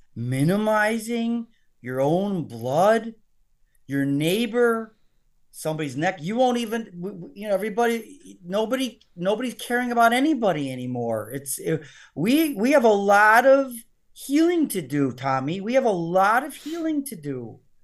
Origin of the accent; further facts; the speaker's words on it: United States; I'm an American